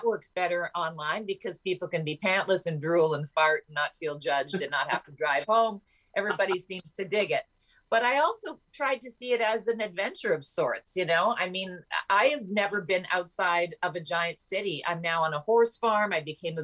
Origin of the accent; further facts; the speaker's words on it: Canada; My home country